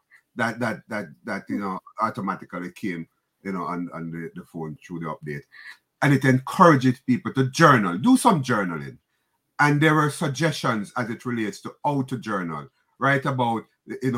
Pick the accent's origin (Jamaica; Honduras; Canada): Jamaica; now in New York, United States; I'm from the Caribbean, Jamaica